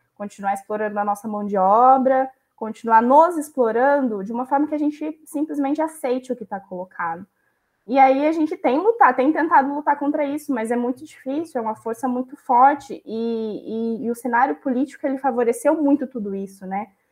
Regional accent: Brazil; Também somos brasileiros que, que valem a pena aqui nesse país

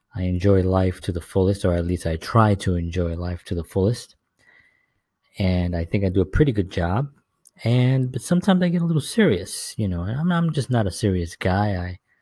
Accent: New York City, New York, United States; growing up in the South Bronx

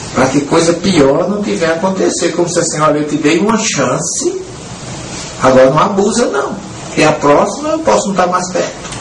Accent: interior of Paraíba, Brazil; accent: Northeastern (paraibanês); moved away; De repente estou falando um nordestinês aqui, ou, ou paraibanês

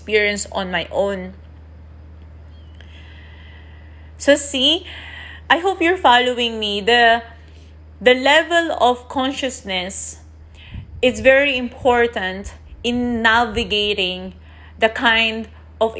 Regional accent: Philippines; I'm Asian, I'm from the Philippines

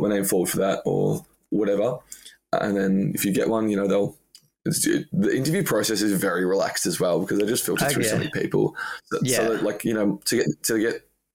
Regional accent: Australia; moved away as an adult; now in London, United Kingdom

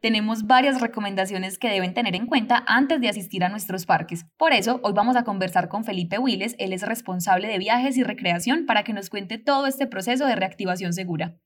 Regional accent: Antioquia, Colombia; donde se encuentra ubicado nuestro departamento

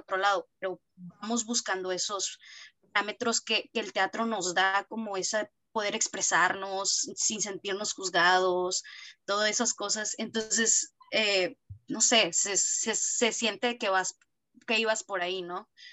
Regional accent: Piedras Negras, Coahuila, Mexico; yo soy de Piedras Negras

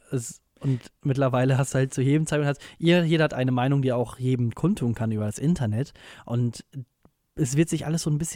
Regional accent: Münster, North Rhine-Westphalia, Germany; in Münster, in meiner Heimatstadt.

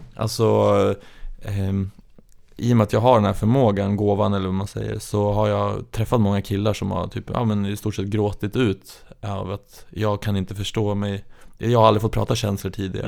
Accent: Gävle, Gävleborg County, Sweden; moved away; jag är uppväxt i Gävle

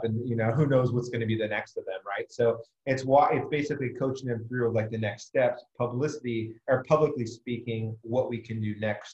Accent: Southern California, United States; moved away as an adult; also born or lived in Chesapeake, Virginia / Norfolk, Virginia; now in Vancouver, Washington, United States; I grew up in Southern California. I lived there actually for about 18, 19 years

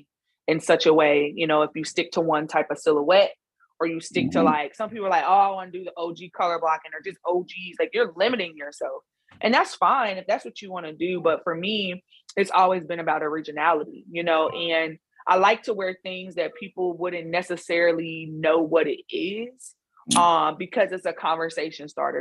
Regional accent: Leavenworth, Kansas, United States; being born and raised in Leavenworth, Kansas

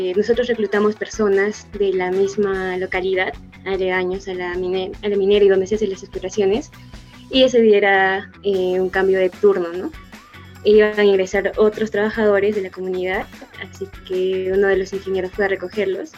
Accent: Arequipa, Peru; tengo 23 años, soy de Arequipa.

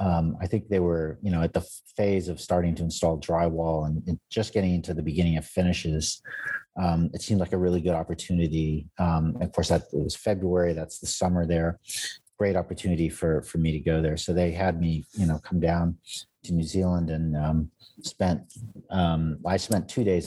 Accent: United States; And, you know, I'm an American architect.

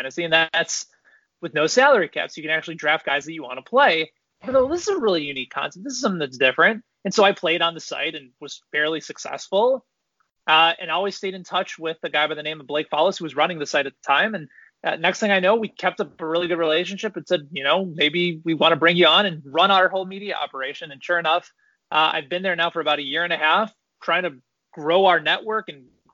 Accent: Chicago, Illinois, United States; moved away as an adult; also born or lived in Indiana / St. Louis / Washington, D.C.; now in Kansas City, United States; I grew up in the Chicagoland area

